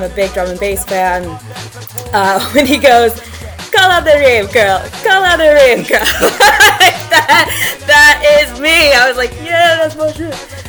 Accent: United States; moved away as an adult; now in United Kingdom; yes, I am American, obviously, if you couldn't tell, but I'm a huge Anglophile

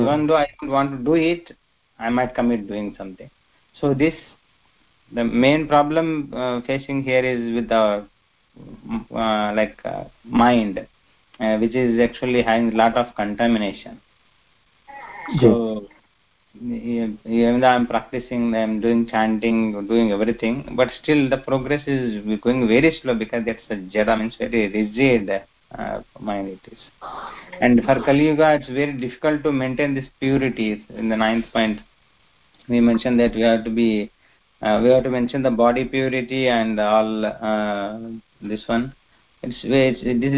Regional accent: Karnataka, India; I am from Karnataka

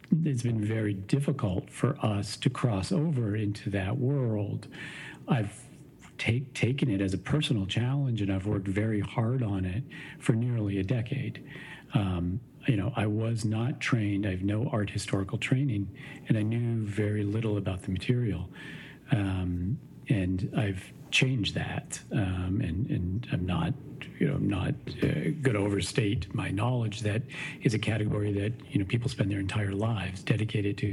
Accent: Maine, United States; now in Chicago, United States; I grew up in Maine.

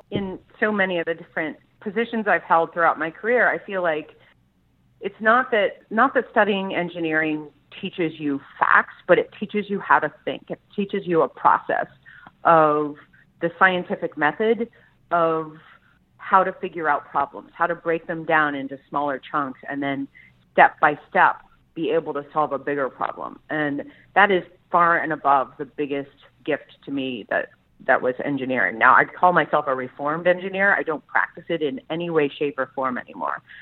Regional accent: Columbus, Ohio, United States; Like I grew up in Columbus, Ohio, and I didn't want to be landlocked anymore.

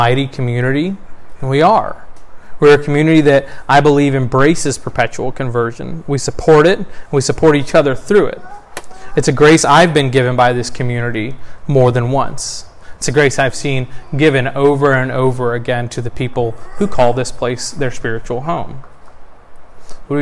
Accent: Texas, United States; I was born in Texas in December 1987

